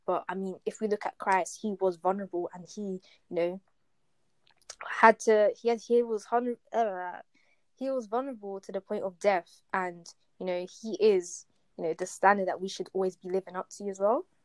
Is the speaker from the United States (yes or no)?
no; Essex, East of England, United Kingdom; I grew up in Essex, right, and school I went to was in Essex